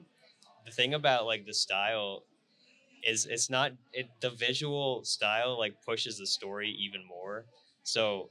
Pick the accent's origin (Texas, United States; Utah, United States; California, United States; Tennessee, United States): Utah, United States; Salt Lake City; stay in my hometown and work in Salt Lake